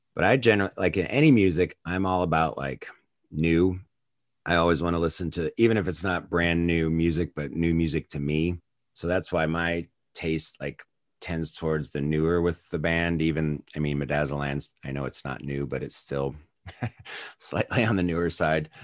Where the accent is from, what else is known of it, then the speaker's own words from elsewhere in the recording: United States; I probably got into them as early as an American could through M T V